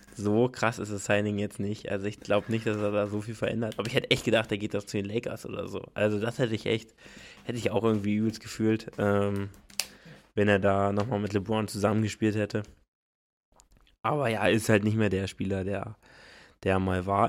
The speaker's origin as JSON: {"language": "German", "area": "the East", "region": "eastern Germany", "country": "Germany", "said": "wir kommen ja aus dem Osten"}